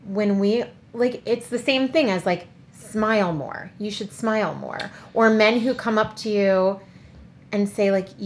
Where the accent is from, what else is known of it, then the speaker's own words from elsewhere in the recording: Colombia; accent: Colombian; now in Montgomery County, United States; in my Colombian accent